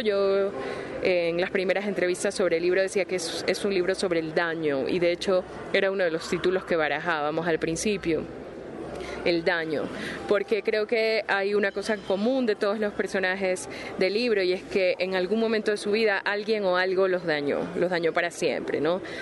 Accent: Ecuador; soy ecuatoriana

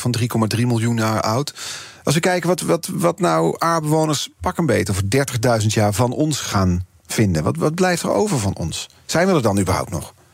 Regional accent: Eindhoven, North Brabant, Netherlands; ik kom er ook vandaan

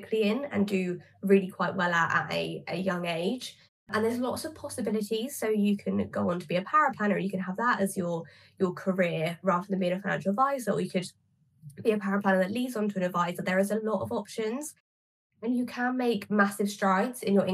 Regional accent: Southampton, South East England, United Kingdom; I am actually from Southampton

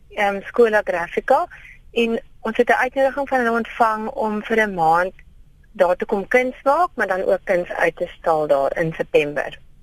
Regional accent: Karoo, South Africa; Karoo lams curry wat dan nou ook praat van my werk in die wêreld waar ek vandaan kom

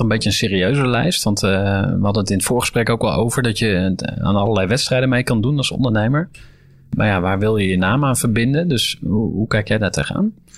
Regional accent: Utrecht, Netherlands; voor mij als Utrechter

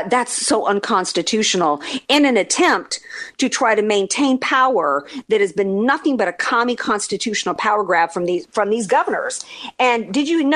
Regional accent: New Orleans, Louisiana, United States; moved away; I'm from the South. I'm from New Orleans, right? I know how we don't eat right. We don't take care of our bodies down there

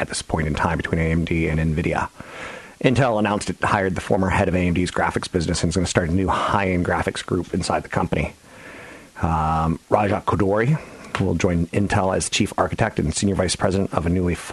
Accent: Virginia, United States; I'm from Virginia.

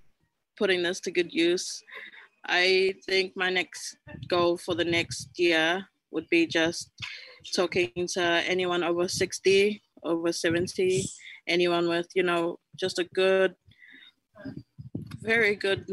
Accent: Tokelau; I said I was from Tokelau and they were just like, where's that? I was just like, just this little island off the Pacific.

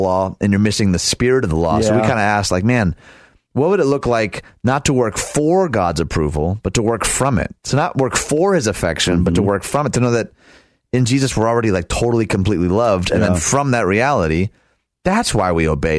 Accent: right outside Detroit, Michigan, United States; I was born and raised right outside Detroit

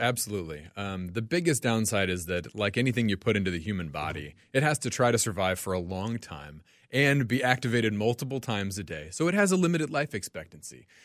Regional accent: Franklin, Tennessee, United States; moved away as an adult; now in Minnesota, United States; I'm originally from Tennessee, a town south of Nashville called Franklin.

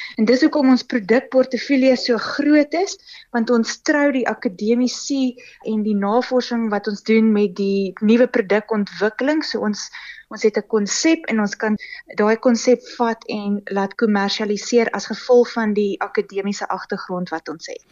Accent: Pretoria, Gauteng, South Africa; also born or lived in Kempton Park; ek was gebore in in Pretoria

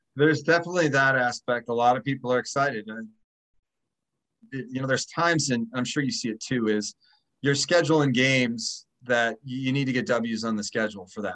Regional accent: Midwest, United States; now in Boston, United States; I grew up in the Midwest

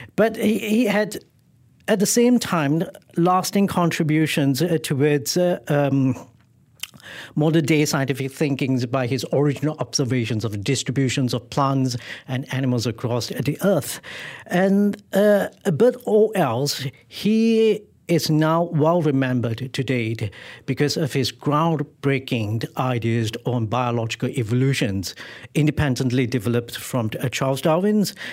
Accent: Malaysia; where I was born in Malaysia

